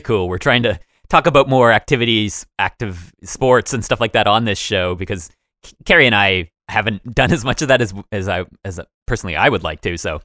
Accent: Woodstock, Ontario, Canada; we, we grew up just outside of Woodstock, a very small city.

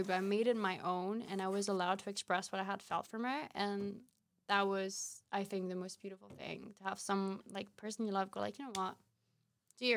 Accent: Paris, Île-de-France, France; moved away as an adult; now in Amsterdam, Netherlands; when I was growing up in Paris.

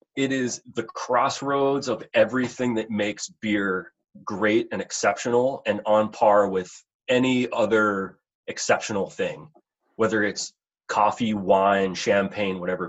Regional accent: Pittsburgh, Pennsylvania, United States; moved away as an adult; also born or lived in West Virginia; I was born in Pittsburgh, Pennsylvania. Um, so uh, born and raised out in, out in Pennsylvania, and you know, grew up there.

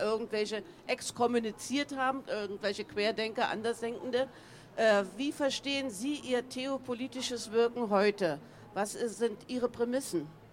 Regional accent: Germany; Ich bin in der DDR aufgewachsen

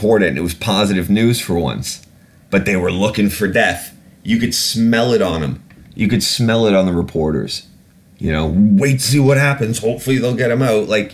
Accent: England, United Kingdom; I was born in England. I am British. I am a British citizen.

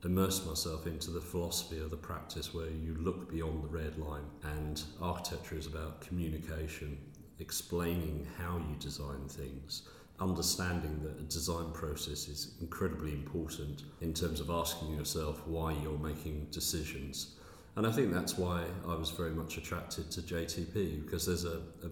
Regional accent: Essex, East of England, United Kingdom; moved away as an adult; also born or lived in Newcastle; I grew up in Essex

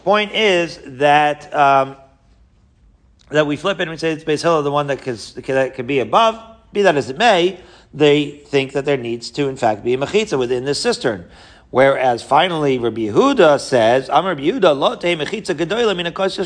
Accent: Long Island, New York, United States; my childhood growing up in Long Island

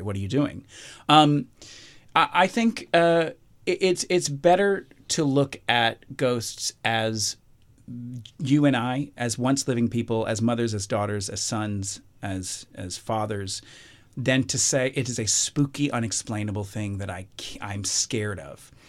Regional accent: Alabama, United States; I'm from Alabama, grew up in Alabama.

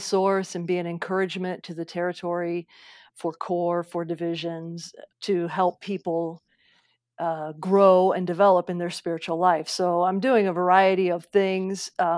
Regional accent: Midwest, United States; I am a Midwesterner.

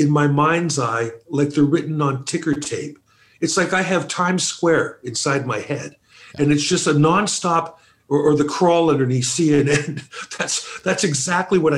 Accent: Toronto, Ontario, Canada; also born or lived in Calgary; Exactly where I am now, Scarborough, East End.

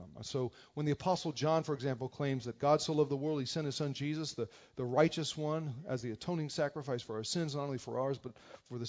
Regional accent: New Jersey, United States; moved away; We grew up together in New Jersey

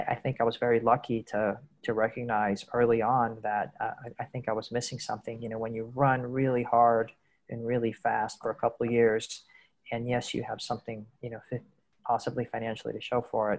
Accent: United States; moved away as an adult; also born or lived in mainland China; now in Asia; I'm an American, but I've been living in the Asian region for 23, 24 years

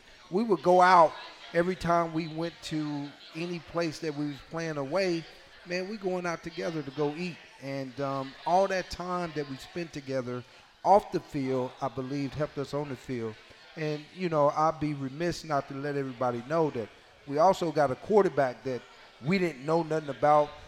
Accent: Nebraska, United States; I'm coming from Nebraska where we don't want you know, four, we 47 and 3, you know, and then in high school, I only lost, you know, six games.

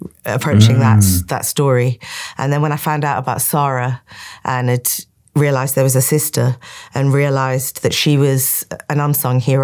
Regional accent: Cairo, Cairo Governorate, Egypt; when I was a teenager growing up in Cairo

